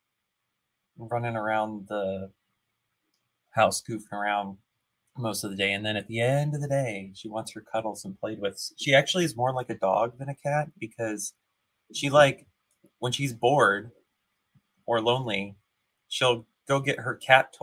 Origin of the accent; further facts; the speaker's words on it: Cleveland, Ohio, United States; I grew up in the Cleveland area